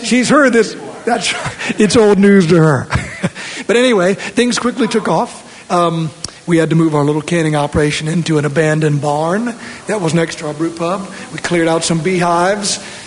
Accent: Norfolk, Virginia, United States; moved away as an adult; now in Colorado, United States; I grew up in Norfolk, Virginia

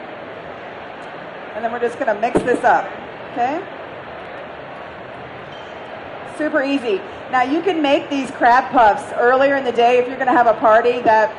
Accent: the South, United States; I'm from the South

